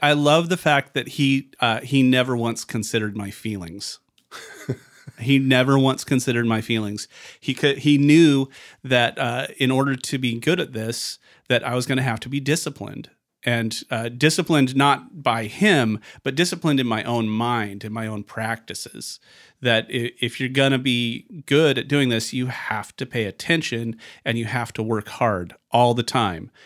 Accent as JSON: {"language": "English", "town": "Vancouver", "region": "Washington", "country": "United States", "tie": "born or raised there", "also_born_or_lived": "Portland, Oregon", "said": "I was born in Vancouver, Washington, which is right across the river from Portland, Oregon"}